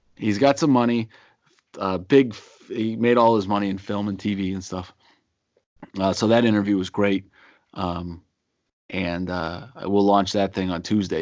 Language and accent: English; outside of Boston, Massachusetts, United States; also born or lived in Pittsburgh, Pennsylvania; mainly grew up in, uh, in, outside of, uh, outside of Boston